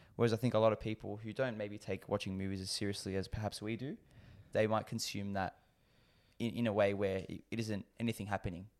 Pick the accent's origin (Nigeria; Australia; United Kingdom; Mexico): Australia; as an Aussie